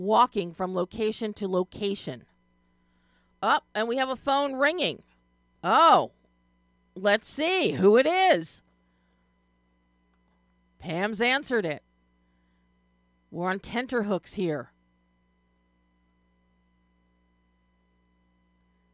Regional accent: Philadelphia, Pennsylvania, United States; I'm from Philadelphia

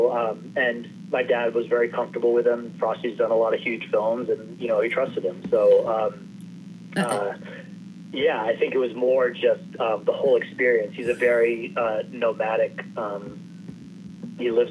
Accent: Maine, United States; I grew up in Maine

